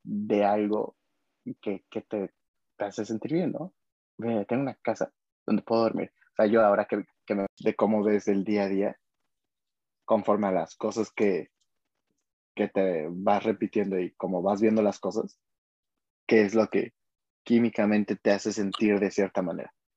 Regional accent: Mexico; como mexicanos vivimos

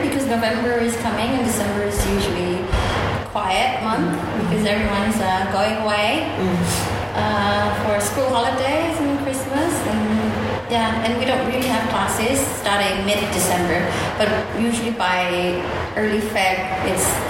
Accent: Java, Indonesia; I'm Balinese, but because I've never lived in Bali. I grew up here in Jawa.

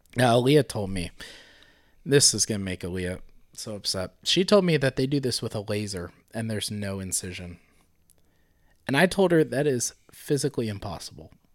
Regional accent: Broadview Heights, Ohio, United States; moved away; also born or lived in Minooka, Illinois; I grew up in Broadview Heights, Ohio

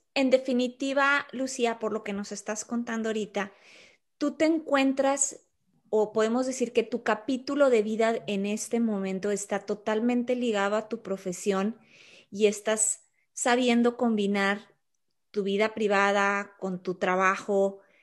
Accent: Torreón, Coahuila, Mexico; originaria de Torreón, Coahuila, México, por cierto, mi tierra

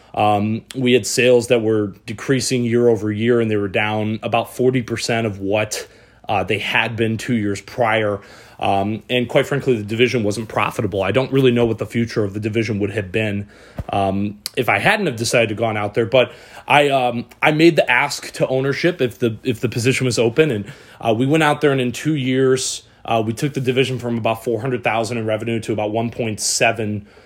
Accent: Michigan, United States; moved away; also born or lived in San Diego; I'm from Michigan.

